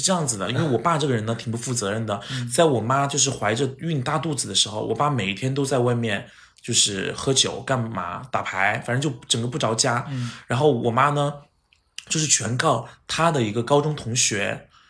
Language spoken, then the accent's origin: Chinese; Chongqing, China; 我也是重庆人